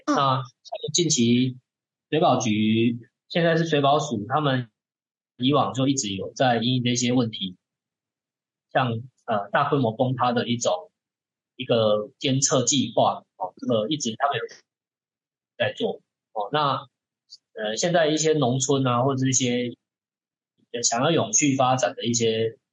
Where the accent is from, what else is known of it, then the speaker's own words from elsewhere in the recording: Taiwan; also born or lived in Tainan; 我们台湾人就可能会利用山坡地去开垦、农作、耕种